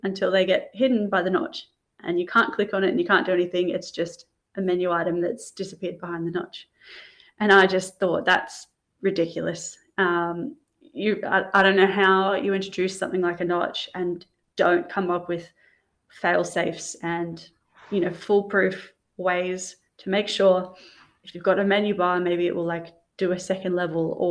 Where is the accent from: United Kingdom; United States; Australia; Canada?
Australia; as an Australian